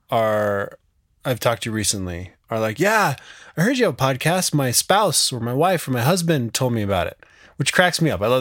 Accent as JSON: {"language": "English", "region": "Montana", "country": "United States", "tie": "born or raised there", "lives_now": "Wyoming, United States", "said": "I grew up in Montana and now live 100 miles south in Wyoming with my wife and four kids."}